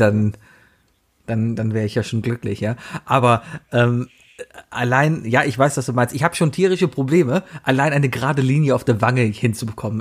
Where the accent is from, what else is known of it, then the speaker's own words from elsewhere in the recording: Cologne, North Rhine-Westphalia, Germany; Ich komme aus Köln